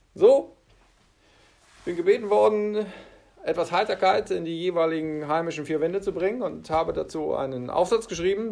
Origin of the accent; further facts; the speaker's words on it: Germany; Bei uns in Deutschland sind es Klopapier und Nudeln